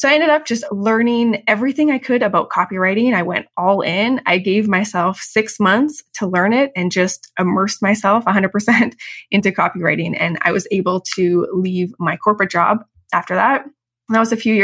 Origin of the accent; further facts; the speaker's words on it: Calgary, Alberta, Canada; moved away as an adult; also born or lived in Chicago, United States / Vienna, Austria; I grew up in Calgary, Canada